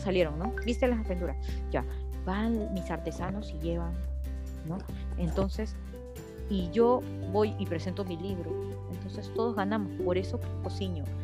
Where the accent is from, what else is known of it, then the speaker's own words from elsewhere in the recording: Peru; soy peruana